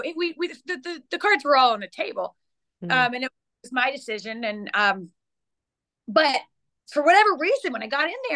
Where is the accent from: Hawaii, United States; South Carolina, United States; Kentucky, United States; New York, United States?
South Carolina, United States; I grew up in South Carolina, grew up a Clemson fan